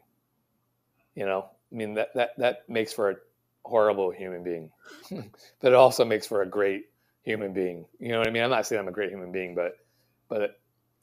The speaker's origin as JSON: {"language": "English", "country": "United States", "said": "I'm an American"}